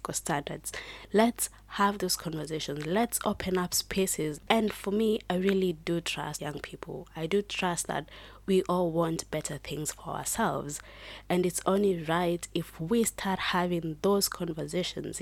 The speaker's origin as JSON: {"language": "English", "country": "Kenya", "said": "I am proudly Kenyan"}